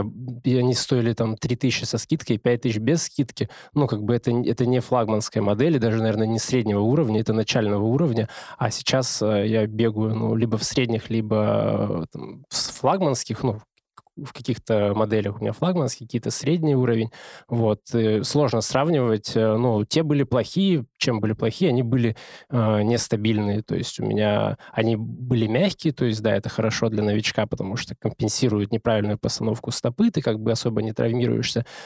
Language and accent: Russian; Omsk, Omsk Oblast, Russia; moved away as an adult; now in Moscow, Russia; У нас хорошая хоккейная команда в Омске